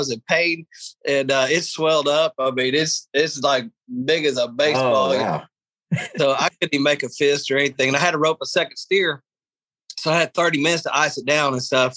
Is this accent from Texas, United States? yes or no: yes; Texas, United States; I'm from Texas